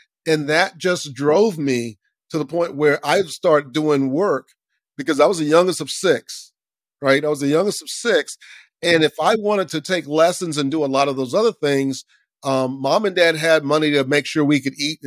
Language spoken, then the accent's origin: English; Lakeland, Florida, United States; I grew up in Central Florida, Lakeland, Florida